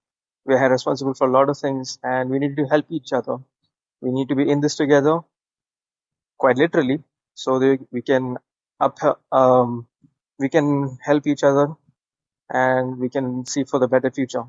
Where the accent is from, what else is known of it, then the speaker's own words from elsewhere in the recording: India; I am from India